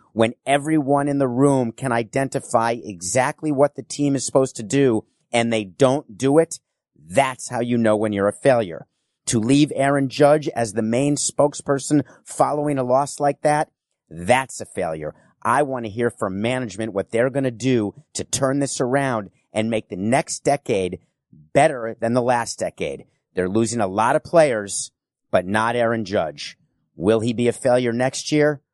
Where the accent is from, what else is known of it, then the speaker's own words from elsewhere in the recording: New York, United States; I'm a New Yorker